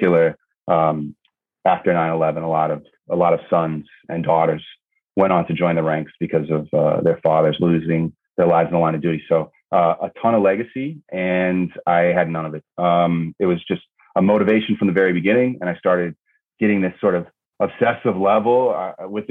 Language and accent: English; New York City, New York, United States; 9/11 happened in my hometown, in my backyard